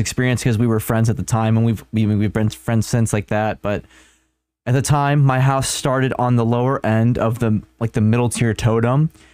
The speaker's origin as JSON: {"language": "English", "town": "Chicago", "region": "Illinois", "country": "United States", "said": "we're also from Chicago area"}